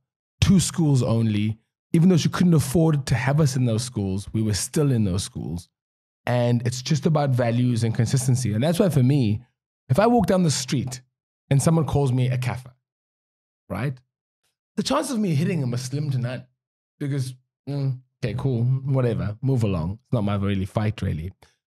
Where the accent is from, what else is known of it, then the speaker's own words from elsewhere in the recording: Cape Town, Western Cape, South Africa; also born or lived in Langa / Pinelands; I grew up in Kuguletu. I moved to Langa and then Pylans, and then now I live in town for the last 18 years.